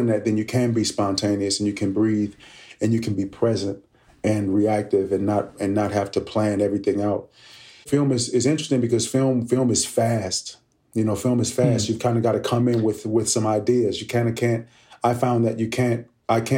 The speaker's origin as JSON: {"language": "English", "town": "Oakland", "region": "California", "country": "United States", "tie": "born or raised there", "said": "I grew up in Oakland, California"}